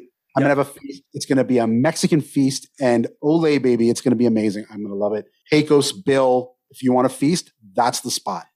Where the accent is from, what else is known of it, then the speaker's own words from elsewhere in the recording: Canada; I'm Canadian, so I had my Thanksgiving last month.